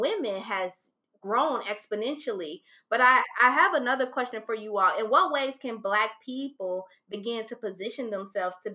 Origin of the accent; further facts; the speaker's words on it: Ohio, United States; moved away as an adult; also born or lived in Maryland; I was 21 years old and I had just moved to Maryland. I'm from Ohio.